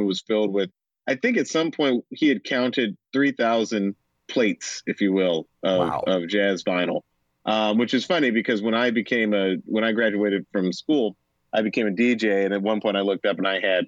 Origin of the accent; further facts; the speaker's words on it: Atlanta, Georgia, United States; growing up in Atlanta, everything was V103 and it was R&B and soul